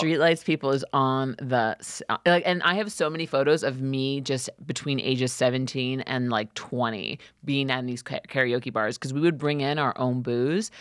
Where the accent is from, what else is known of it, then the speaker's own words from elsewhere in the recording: New York City, New York, United States; as a teenager, growing up in Queens, in New York City